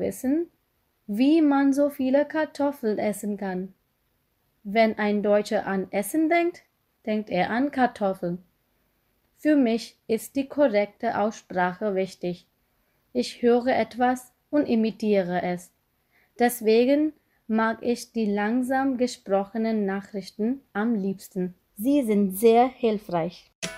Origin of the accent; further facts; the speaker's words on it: Gujarat, India; German is a second language; moved away as an adult; also born or lived in Surat, India; now in Hamburg, Germany; Ich komme aus Gujarat. Das liegt im Westen von Indien.